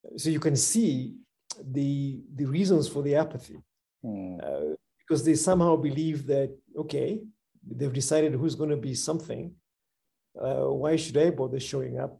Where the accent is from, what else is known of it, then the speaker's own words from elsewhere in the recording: Kenya; I'm a Kenyan and I love my country